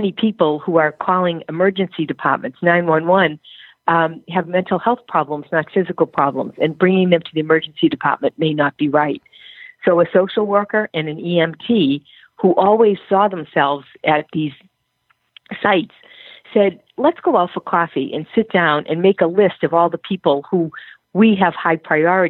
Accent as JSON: {"language": "English", "country": "Ireland", "said": "I'm Irish"}